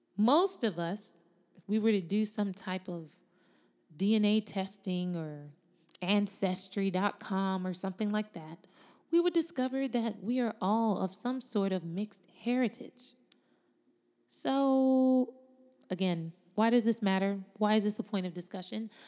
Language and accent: English; United States; She was born in America, as was I. My parents were born in Jamaica.